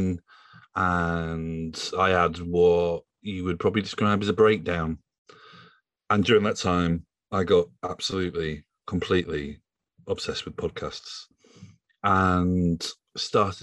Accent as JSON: {"language": "English", "region": "Yorkshire and the Humber", "country": "United Kingdom", "moved": "yes", "lives_now": "London, United Kingdom", "said": "I am a journalist from Yorkshire, based in London"}